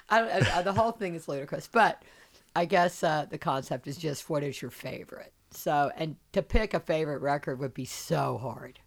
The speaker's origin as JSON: {"language": "English", "town": "Charleston", "region": "South Carolina", "country": "United States", "said": "I'm from South Carolina, I'm from Charleston"}